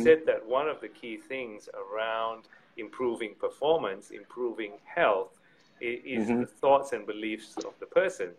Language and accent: English; Malaysia; born there; also born or lived in United Kingdom / Australia; I was born in Malaysia, lived in UK and Australia.